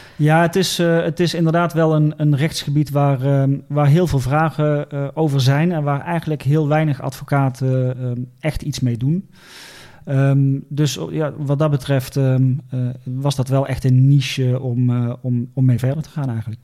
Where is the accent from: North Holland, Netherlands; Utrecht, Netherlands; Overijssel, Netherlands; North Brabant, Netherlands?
North Brabant, Netherlands; Eindhoven; moved away as an adult; also born or lived in Leeuwarden; Ik ben geboren in Eindhoven